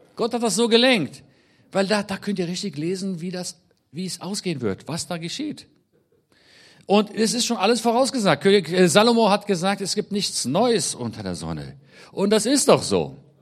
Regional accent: Israel; also born or lived in Germany; ich bin in Deutschland geboren, mit elf Jahren dann nach Israel eingewandert und seit dann, also seit meinem elften Lebensjahr lebe ich in Israel, bin dort aufgewachsen

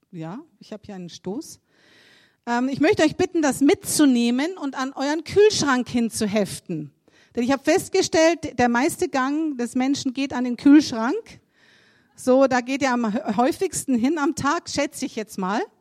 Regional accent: Germany; now in South Africa; Man, als Deutscher, da tritt man in so viele Fettnäpfchen hinein.

